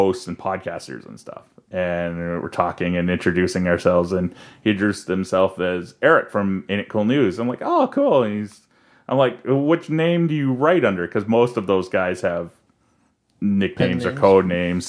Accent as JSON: {"language": "English", "town": "Toronto", "region": "Ontario", "country": "Canada", "said": "I was from the Toronto region"}